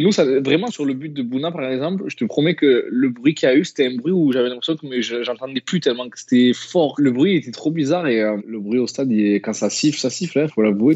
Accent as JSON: {"language": "French", "town": "Marseille", "region": "Provence-Alpes-Côte d'Azur", "country": "France", "tie": "born or raised there", "also_born_or_lived": "Les Pennes-Mirabeau", "said": "je suis né à Marseille, mais mes parents habitaient au Pen Mirabeau, c'est une petite commune à côté de Marseille"}